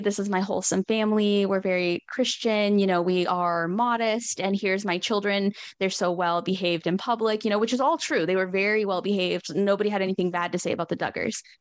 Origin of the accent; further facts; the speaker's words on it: Northwest Arkansas, United States; I'm from Northwest Arkansas